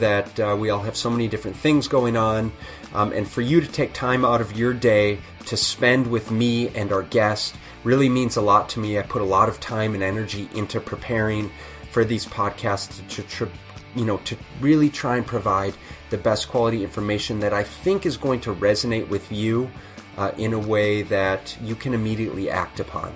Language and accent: English; United States; being American rugby players